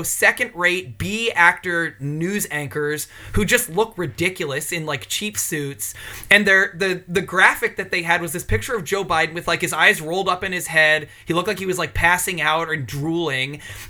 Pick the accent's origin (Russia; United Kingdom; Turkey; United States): United Kingdom; I'm absolutely British.